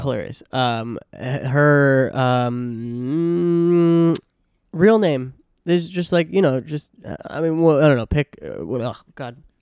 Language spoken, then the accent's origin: English; Hingham, Massachusetts, United States; moved away; my hometown in, in Hingham